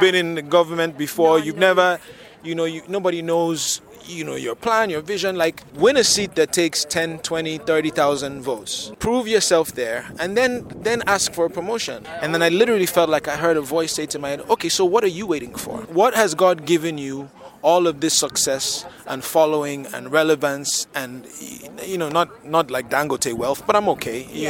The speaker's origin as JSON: {"language": "English", "region": "Lagos", "country": "Nigeria", "said": "I am from Lagos, Nigeria."}